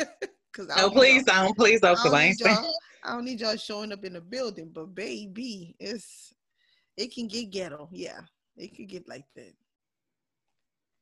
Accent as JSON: {"language": "English", "town": "Breaux Bridge", "region": "Louisiana", "country": "United States", "tie": "born or raised there", "said": "my hometown of Brobridge, Louisiana."}